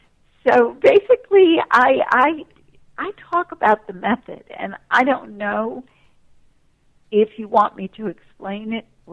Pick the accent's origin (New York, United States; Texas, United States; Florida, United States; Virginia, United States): New York, United States; Manhattan; And I was raised in Manhattan, so my mother was very strict about any hanging out in the street or courtyard.